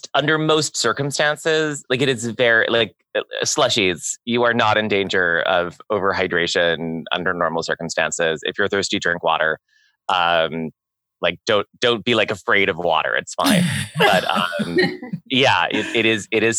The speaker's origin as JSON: {"language": "English", "region": "New York", "country": "United States", "said": "I as a New Yorker"}